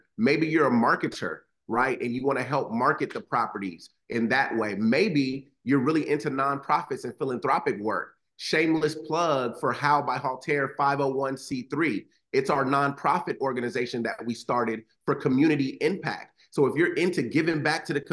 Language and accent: English; Los Angeles, California, United States; grew up in Los Angeles